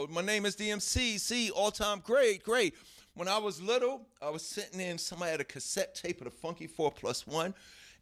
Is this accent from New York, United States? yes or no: yes; New York City, New York, United States; we was from Hollis